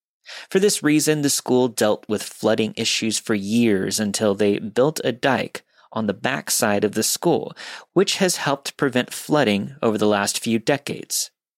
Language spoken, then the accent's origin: English; Pennsylvania, United States; This story begins in my small hometown located in the middle of nowhere, Pennsylvania. My hometown consists of about 1,100 people, one traffic light, and an equal number of churches to bars.